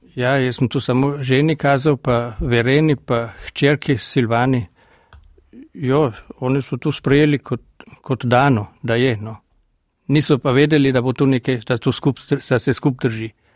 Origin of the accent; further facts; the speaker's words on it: Dule, Carinthia, Austria; accent: Gail Valley dialect; moved away as an adult; now in Klagenfurt, Austria; Doma sem v Dulah, v Zilski dolini, to je par kilometrov pred eh, mestecem Šmohor. In tam sem tudi doraščal